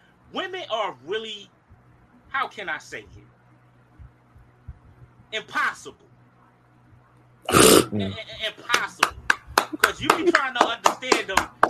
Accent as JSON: {"language": "English", "town": "New York City", "region": "New York", "country": "United States", "tie": "born or raised there", "also_born_or_lived": "the Gump (Memphis?)", "moved": "yes", "said": "baby. Live from the gump, but born and raised in Brooklyn. … is in the building."}